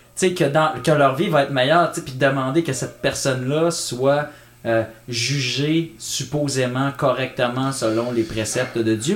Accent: Canada; je suis Canadien

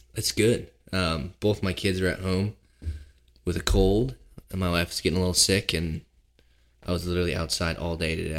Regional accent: Seattle, Washington, United States; moved away as an adult; now in Pennsylvania, United States; I grew up in Seattle, but we lived in a small neighborhood

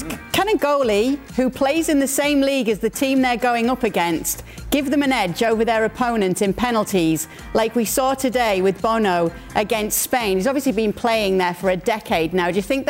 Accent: England, United Kingdom; as an English person

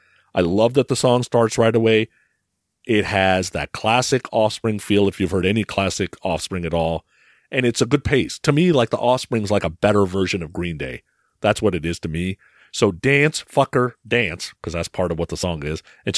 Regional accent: Vancouver, British Columbia, Canada; Growing up in Vancouver, I was involved in all sorts of things with him.

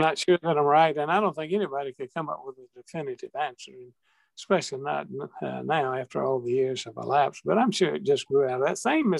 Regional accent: Wrightsville, Georgia, United States; my hometown of Wrightsville, Georgia

